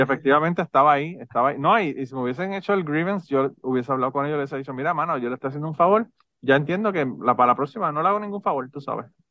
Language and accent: Spanish; Puerto Rico; si somos boricuas